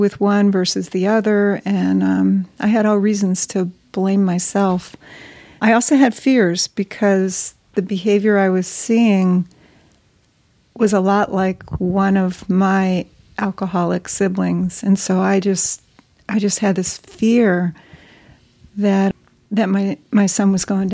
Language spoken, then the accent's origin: English; East Coast, United States; moved away as an adult; I was from the East Coast